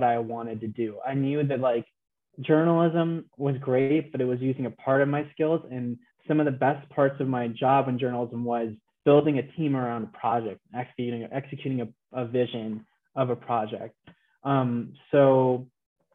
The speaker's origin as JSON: {"language": "English", "town": "Los Angeles", "region": "California", "country": "United States", "tie": "born or raised there", "also_born_or_lived": "Houston", "moved": "yes", "said": "I'm a Los Angeles native"}